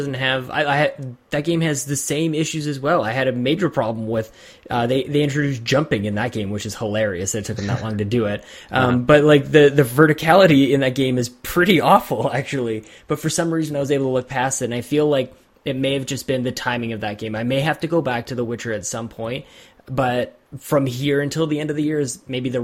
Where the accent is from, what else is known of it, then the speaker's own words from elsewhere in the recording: Canada; I am Canadian